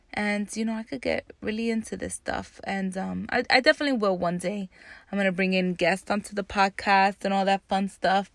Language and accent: English; Jersey City, New Jersey, United States; I grew up in Jersey City, New Jersey